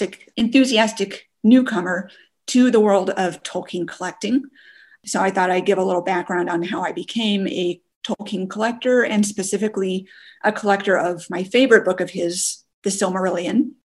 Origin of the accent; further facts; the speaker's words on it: Texas, United States; also born or lived in Western Montana; now in Montana, United States; I'm from Western Montana, but kind of coincidentally, I'm originally from Texas.